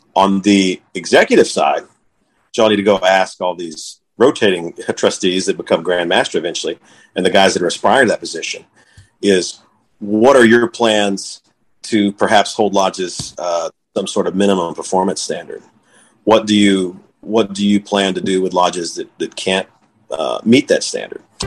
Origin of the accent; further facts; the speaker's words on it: Texas, United States; also born or lived in Waco; now in Lorena, United States; We grew up in the suburbs